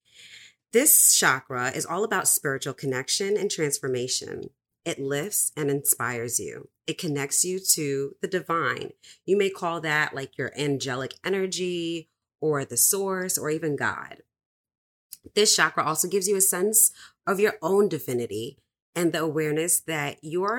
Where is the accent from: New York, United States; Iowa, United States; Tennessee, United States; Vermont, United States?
New York, United States; New York City; I'm from the Bronx too